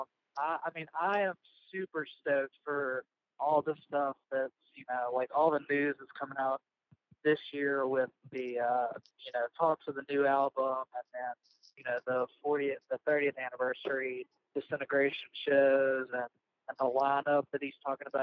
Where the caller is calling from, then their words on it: Oxford, Mississippi, United States; Yeah, I live in Oxford, Mississippi. I'm driving back from Memphis right now